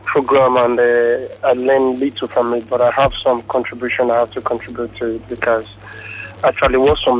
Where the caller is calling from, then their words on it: Lagos, Nigeria; I'm calling from Yaba.